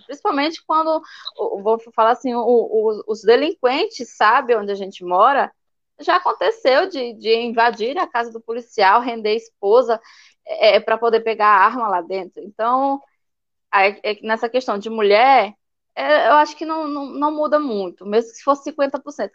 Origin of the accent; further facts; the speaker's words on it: Altamira, Pará, Brazil; also born or lived in Imperatriz, Maranhão; now in São Luís, Brazil; natural mesmo, sou de Altamira, no Pará